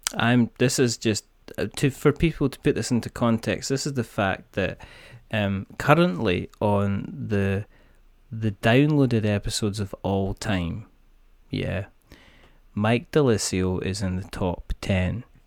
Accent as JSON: {"language": "English", "region": "Scotland", "country": "United Kingdom", "said": "I'm Scottish"}